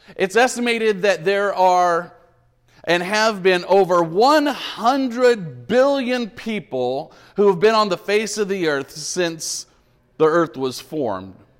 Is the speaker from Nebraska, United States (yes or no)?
no; Bakersfield, California, United States; I was born in Memorial Hospital on thirty-fourth Street in Bakersfield in nineteen seventy-six.